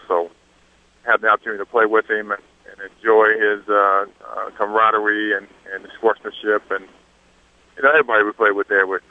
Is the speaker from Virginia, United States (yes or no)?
yes; Harrisonburg, Virginia, United States; born or raised there